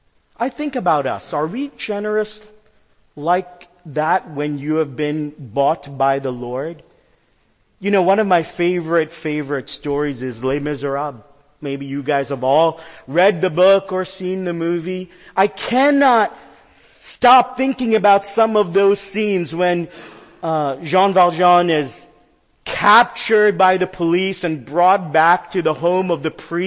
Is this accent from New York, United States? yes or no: yes; New York, United States; You know, I'm a New Yorker. You guys know that about me.